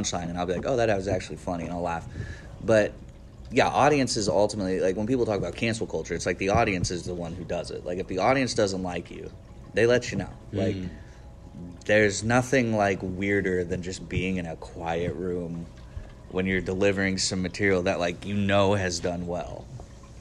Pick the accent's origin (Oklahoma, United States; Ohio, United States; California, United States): Oklahoma, United States; Cushing; now in Tulsa, United States; I grew up in Cushing